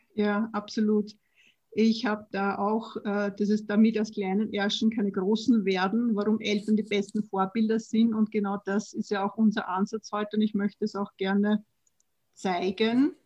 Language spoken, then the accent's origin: German; Vienna, Austria; Ich bin auch Wienerin